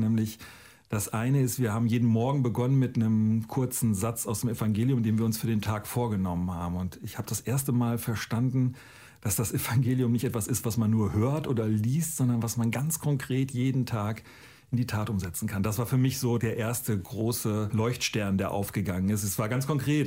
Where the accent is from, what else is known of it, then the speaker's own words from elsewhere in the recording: Northern Germany, Germany; Ich komme aus Norddeutschland und war da ein normaler Jugendlicher